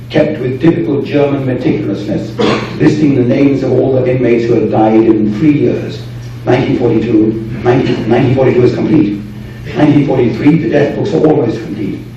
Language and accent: English; United Kingdom